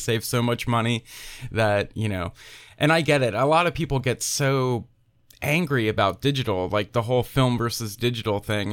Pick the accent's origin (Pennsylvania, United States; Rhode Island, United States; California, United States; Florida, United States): Pennsylvania, United States; moved away as an adult; also born or lived in Philadelphia; now in Tennessee, United States; I'm originally from Pennsylvania